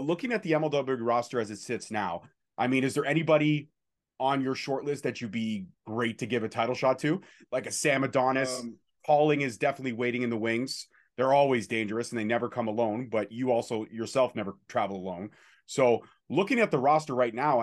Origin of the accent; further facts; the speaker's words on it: Canada; Being a Canadian is great